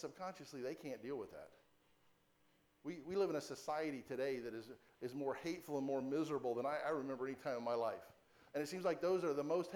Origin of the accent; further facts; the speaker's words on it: Florida, United States; I grew up here in Florida.